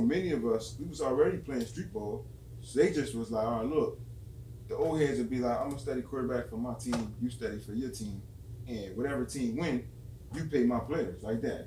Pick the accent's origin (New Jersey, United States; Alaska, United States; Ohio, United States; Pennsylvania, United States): New Jersey, United States; Camden; I'm from Camden, but North Camden